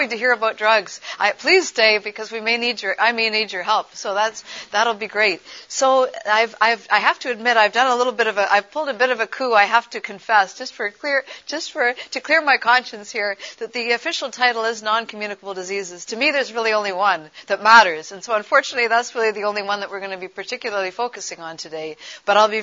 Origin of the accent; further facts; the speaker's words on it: Toronto, Ontario, Canada; at the age of 12, growing up in Toronto, Canada